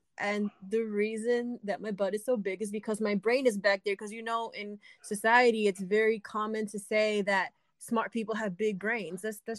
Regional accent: New York, United States; I'm not Brazilian at all. Mm-hmm. I am from New York

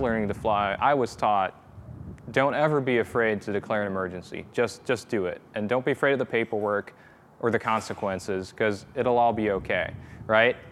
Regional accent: Netherlands; moved away as an adult; now in Virginia, United States; I'm originally from the Netherlands

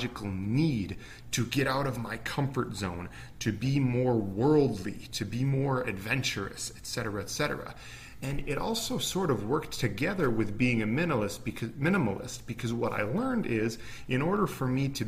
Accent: Minnesota, United States; I'm from Minnesota, from the US, and I grew up in an upper middle class family

